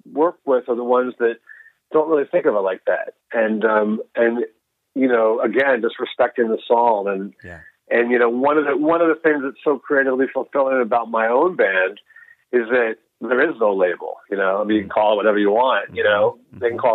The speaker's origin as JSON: {"language": "English", "region": "Texas", "country": "United States", "tie": "born or raised there", "said": "I grew up in Texas"}